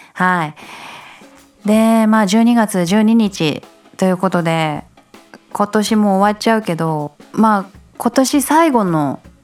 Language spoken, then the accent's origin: Japanese; Japan; 私はこの日本に生まれてよかった